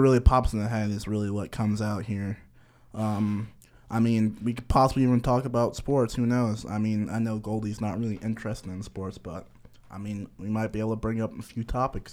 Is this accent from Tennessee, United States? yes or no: no; Connecticut, United States; moved away as an adult; now in Kentucky, United States; I'm from Connecticut.